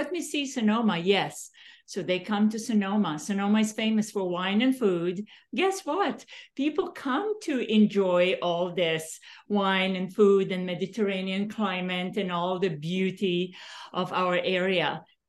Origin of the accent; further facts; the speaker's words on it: Serbia; English is a second language; now in United States; I'm from Yugoslavia originally.